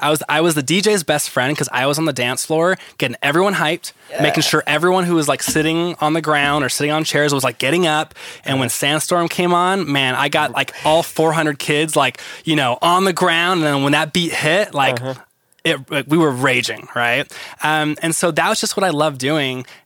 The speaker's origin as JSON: {"language": "English", "area": "Ventura County", "region": "California", "country": "United States", "tie": "born or raised there", "said": "I grew up in California and Ventura County to be exact. So that's near LA area in Southern California"}